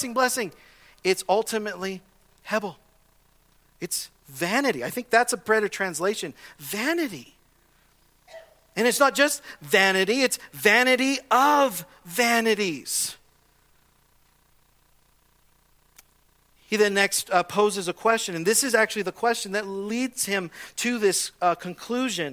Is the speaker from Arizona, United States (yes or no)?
no; Southern California, United States; I grew up in Southern California in a normal neighborhood